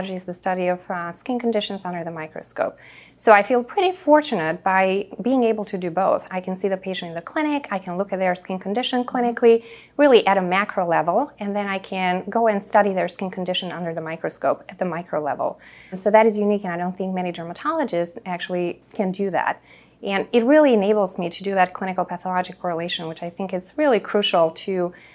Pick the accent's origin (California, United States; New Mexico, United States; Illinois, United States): Illinois, United States; Chicago; also born or lived in Boston / Naperville; I'm a Chicagoan at heart, so I went to University of Chicago for undergrad. I only left Chicago to go to Boston for medical school.